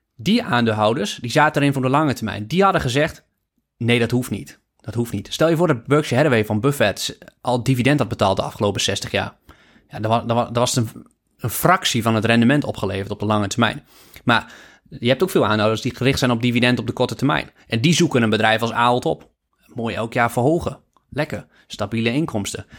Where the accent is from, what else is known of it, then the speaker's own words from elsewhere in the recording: Netherlands; als Nederlander